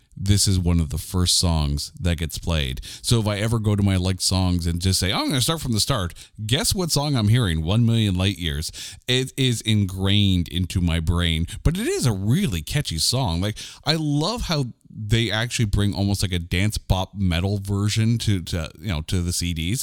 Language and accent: English; Canada; I'm a Canadian